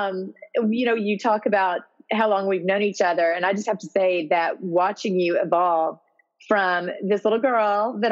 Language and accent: English; Memphis, Tennessee, United States; moved away as an adult; also born or lived in Columbia, Missouri; now in San Antonio, United States; I grew up in Memphis, Tennessee, and I went to college in Columbia, Missouri